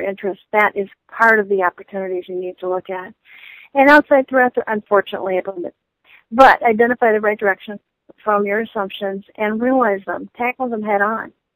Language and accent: English; Michigan, United States; I come from the Midwest uh, I'm from Michigan.